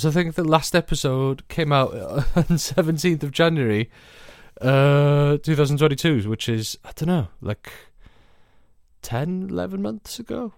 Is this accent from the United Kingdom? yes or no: yes; Welsh, Wales, United Kingdom; being Welsh